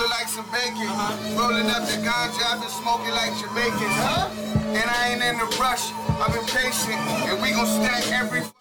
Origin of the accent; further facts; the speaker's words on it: United States; I was, you know, the same same story of I was raised in the Perry projects and stuff like